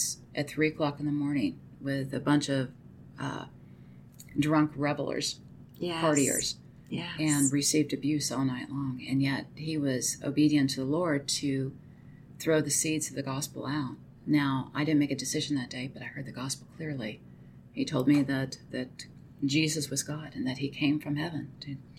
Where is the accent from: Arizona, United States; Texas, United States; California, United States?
Arizona, United States; moved away; I'm from Arizona.